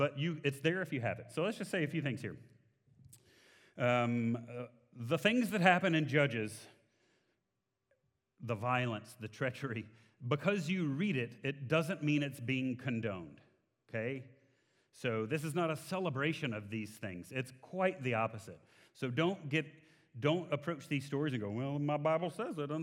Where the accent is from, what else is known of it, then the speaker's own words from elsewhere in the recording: Texas, United States; I'm in Texas. I'm from Texas.